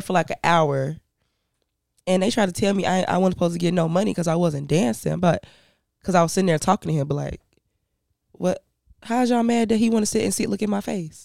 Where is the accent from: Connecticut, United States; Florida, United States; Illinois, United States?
Illinois, United States; Chicago; also born or lived in Canada / Indiana / Ghana; I grew up in Chicago